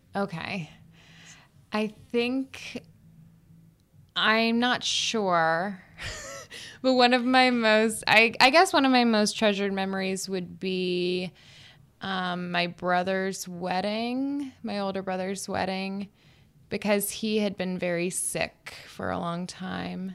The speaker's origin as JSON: {"language": "English", "town": "Panama City", "region": "Florida", "country": "United States", "tie": "born or raised there", "also_born_or_lived": "Alabama / New York", "moved": "as an adult", "said": "I lived in the Panhandle of Florida"}